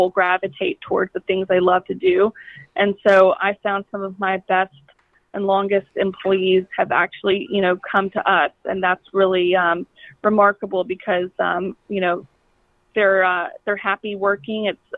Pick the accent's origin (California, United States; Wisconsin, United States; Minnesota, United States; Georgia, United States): Georgia, United States; Kennesaw; also born or lived in Atlanta, Georgia; I was born and raised in Kennesaw, Georgia